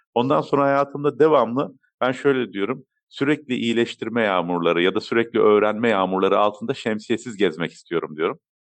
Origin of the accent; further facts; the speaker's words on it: Turkey; also born or lived in Germany; Almanya doğum, Türkiye'de okul, İstanbul Teknik Üniversitesi uçak mühendisliğini bitirmekte